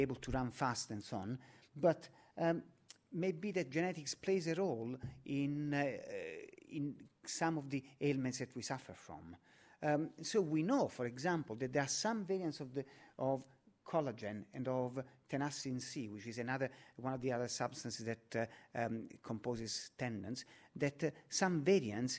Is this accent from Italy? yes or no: yes; Naples, Campania, Italy; now in London, United Kingdom; Naples, my hometown, the home of pizza.